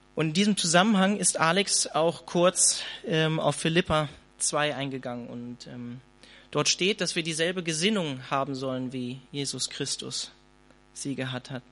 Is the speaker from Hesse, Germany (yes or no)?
no; Hanover, Lower Saxony, Germany; ich komme eigentlich aus der Kell, eigentlich aus Hannover